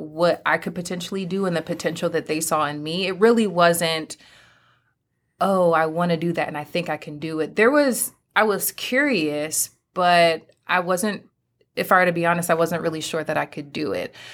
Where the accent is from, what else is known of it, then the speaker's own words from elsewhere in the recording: Pennsylvania, United States; moved away as an adult; now in North Carolina, United States; my home state, Pennsylvania